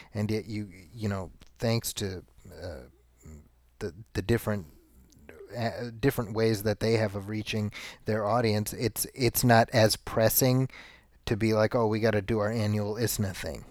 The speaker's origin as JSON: {"language": "English", "town": "Chicago", "region": "Illinois", "country": "United States", "tie": "born or raised there", "said": "I grew up in Chicago"}